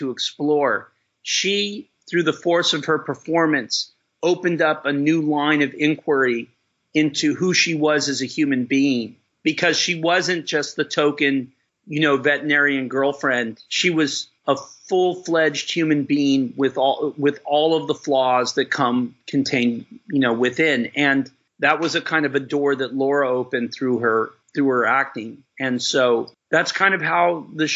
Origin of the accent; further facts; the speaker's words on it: El Centro, California, United States; I grew up in El Centro, and 120 miles away is Ocean Beach